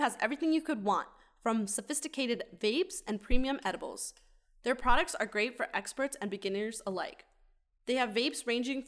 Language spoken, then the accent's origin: English; Colorado, United States; I'm from Colorado